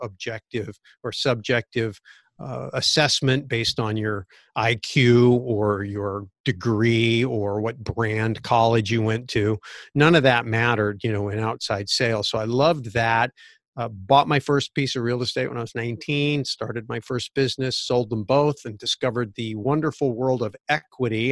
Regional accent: Santa Clara Valley, California, United States; I was growing up in Santa Clara Valley, which was a sleepy little orchard town pre-Silicon Valley

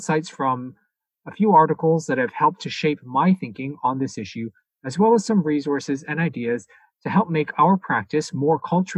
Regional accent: Toronto, Ontario, Canada; I was born and raised in the city of Toronto

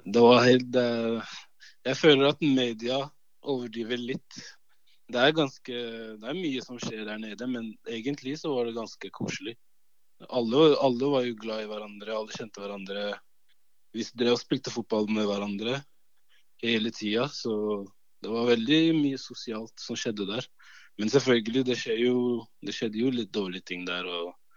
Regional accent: Oslo, Norway; Norwegian is a second language; also born or lived in Cameroon; Da måtte jeg gå på sånn eh, mottaksklasse i ett år for å lære meg norsk. Før jeg starta på fjerde klasse. Da starta jeg på Romsås. Og eh, det er jo Groruddalen

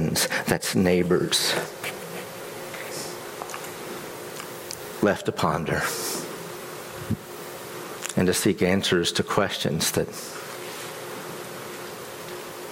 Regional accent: West Virginia, United States; moved away; my home state of West Virginia

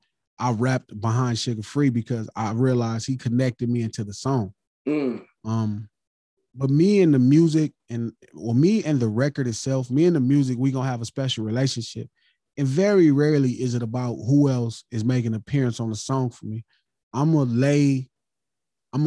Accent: Los Angeles, California, United States; I'm from Watts

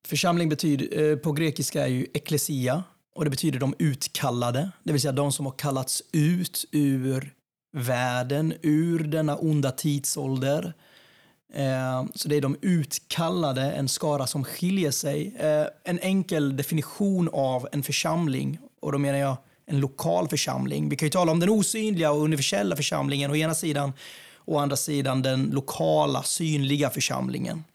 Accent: Jönköping, Jönköping County, Sweden; Strömsbergsskogen i Ljungarum där jag växte upp eh, i Jönköping.

